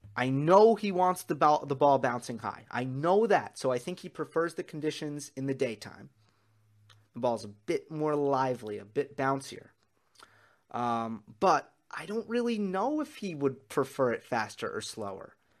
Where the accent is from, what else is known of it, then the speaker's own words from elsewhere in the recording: New York, United States; as a New Yorker and as a New York sports fan